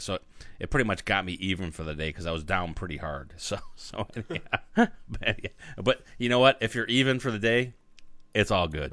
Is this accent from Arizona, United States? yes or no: yes; Arizona, United States; I'm from Arizona